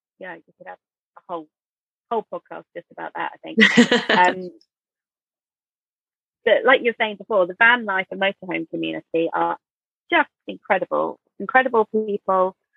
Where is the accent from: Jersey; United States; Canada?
Jersey; we're from Jersey